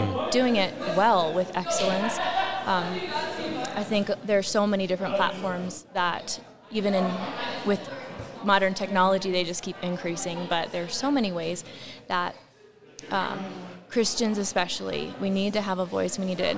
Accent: Rapid City, South Dakota, United States; I'm from Rapid City, South Dakota.

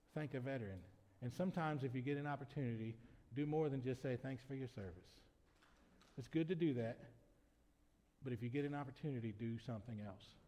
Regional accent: United States; as an American citizen

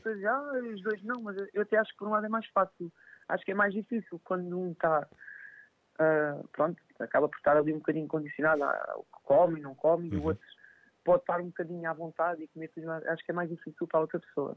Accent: Montijo, Setúbal, Portugal; aqui no, no Montijo, eu sou de Montijo

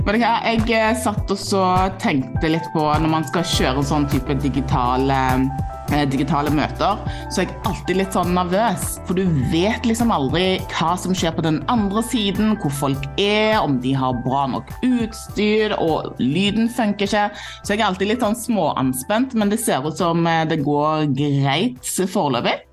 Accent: Stavanger, Rogaland, Norway; moved away; jeg er jo fra Stavanger eh, sjøl

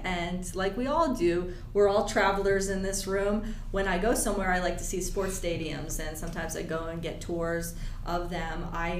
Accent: Pennsylvania, United States; I'm from Pennsylvania.

